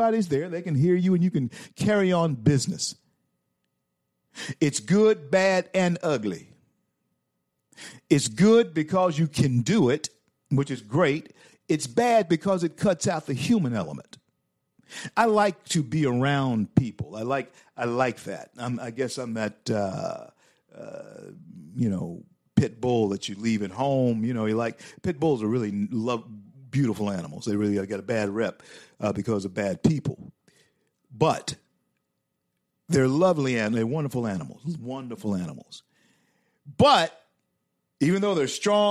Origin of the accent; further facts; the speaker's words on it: Shreveport, Louisiana, United States; I grew up on Milam Street, Shreveport, Louisiana